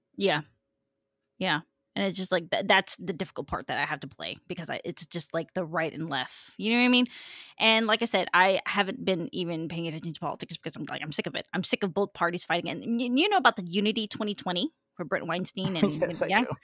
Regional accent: Fresno, California, United States; I grew up here in Fresno, so I see things a little bit different

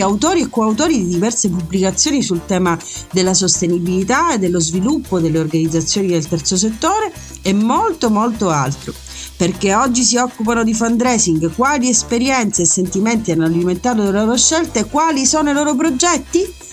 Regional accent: Messina, Sicily, Italy; sono messinese

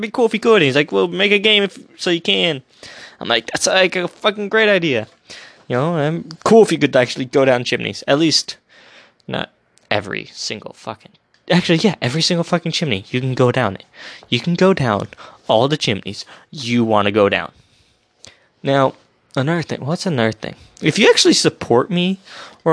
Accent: United States; I'm an American

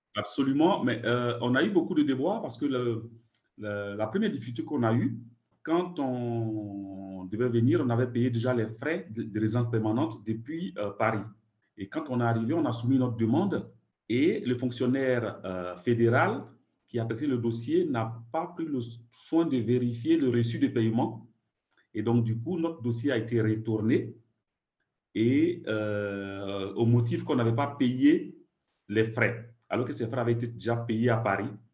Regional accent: Côte d’Ivoire; moved away as an adult; also born or lived in France; now in Canada; je suis né en Côte d'Ivoire

